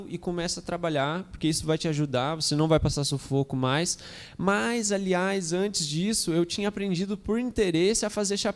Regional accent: São José, Brazil; also born or lived in Arembepe, Bahia; nascido e criado em São José.

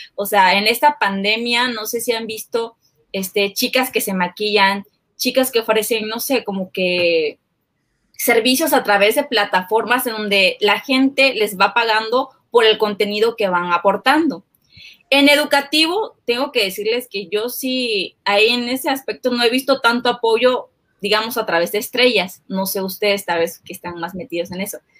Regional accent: Chiapas, Mexico; somos de Chiapas

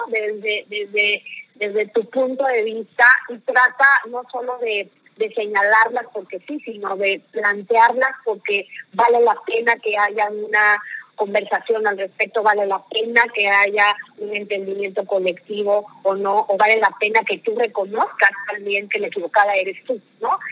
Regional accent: Mexico; also born or lived in United States; yo soy una mujer mexicana, nací en una familia tradicional

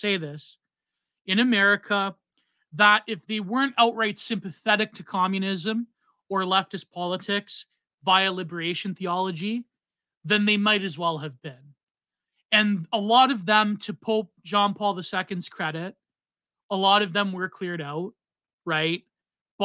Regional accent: Canada; I'm Canadian

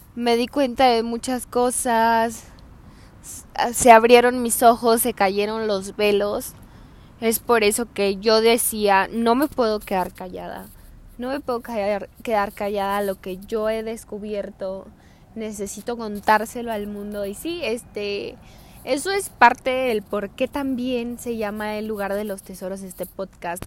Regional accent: Hidalgo del Parral, Chihuahua, Mexico; moved away as an adult; yo soy de Hidalgo del Parral, Chihuahua.

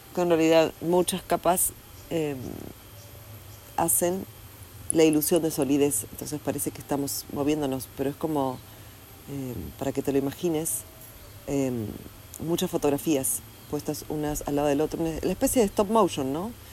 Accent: Argentina; also born or lived in Mexico; now in Bali, Indonesia; no vivo en Argentina, nací en Argentina

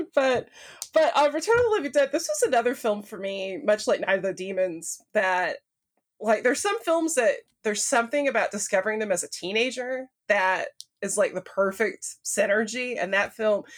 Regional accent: American South, United States; I'm from the American South, which is, like, the Bible Belt

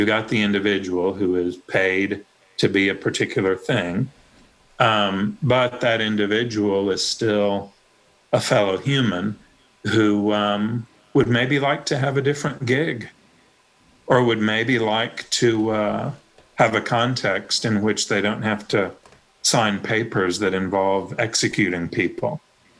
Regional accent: Tennessee, United States; I'm from Tennessee. I went to a public school when I was really little, but I went to a private school after

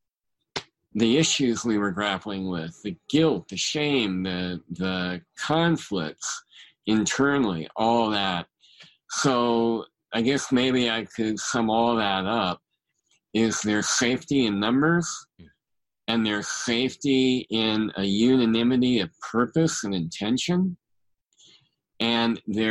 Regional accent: Bay Area, California, United States; I grew up in the Bay Area

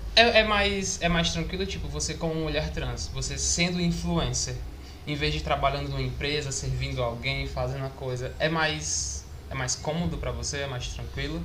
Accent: Maracanaú, Ceará, Brazil; eu sou de Maracanã

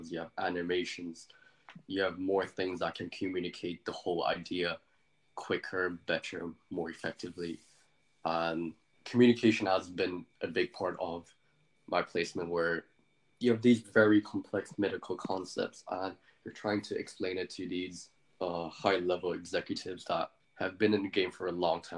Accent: Hong Kong; first language English; moved away as an adult; now in United Kingdom; my first language was English, but I grew up in Hong Kong.

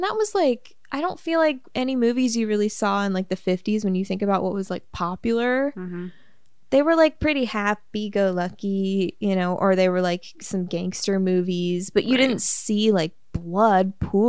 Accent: United States; we're American

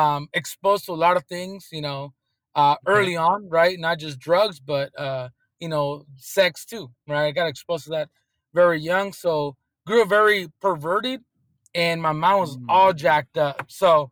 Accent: Oceanside, California, United States; born and raised in Southern California in Oceanside

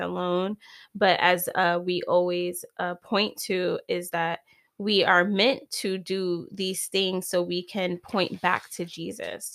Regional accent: East Coast, United States; now in California, United States; I'm from the East Coast, and my husband wanted to leave California so bad

